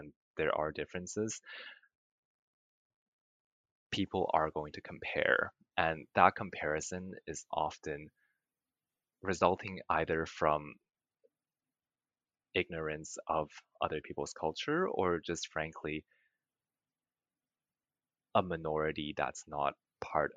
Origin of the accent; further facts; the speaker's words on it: Vancouver, British Columbia, Canada; I moved to Vancouver when I was 8